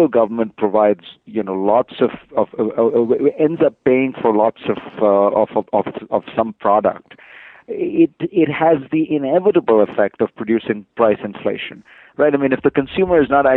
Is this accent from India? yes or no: yes; India; I was born in India, really just a generation removed from independence